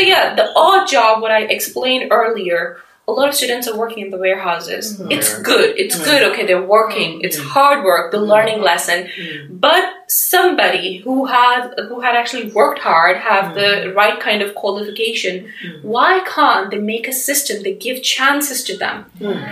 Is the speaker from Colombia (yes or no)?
no; Pakistan; moved away as an adult; now in United Kingdom; I'm from Pakistan